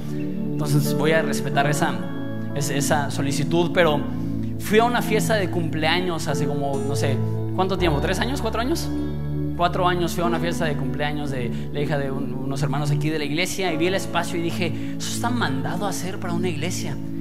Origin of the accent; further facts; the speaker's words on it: Mexico; somos una iglesia mexicana